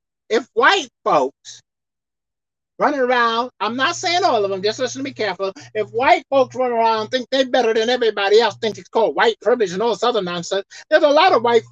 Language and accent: English; United States; I'm an American citizen. Consider me as American. That's what I am. I was born and raised here.